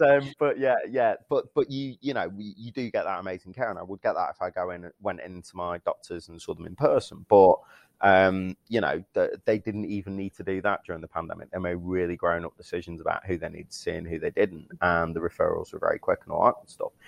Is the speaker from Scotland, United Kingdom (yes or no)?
no; Manchester, North West England, United Kingdom; accent: Mancunian; my Mancunian accent